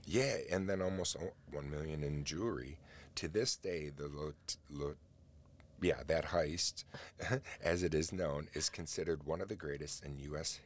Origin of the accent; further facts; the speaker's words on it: United States; I'm an American